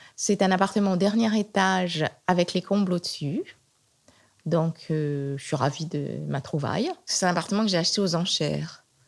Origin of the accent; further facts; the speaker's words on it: Nantes, Pays de la Loire, France; also born or lived in Provence; now in Paris, France; Je suis née à Nantes. Et pour moi, Nantes, c'est horrible parce que c'est plein. Quand j'étais enfant et adolescente, c'était plein de vieilles tantes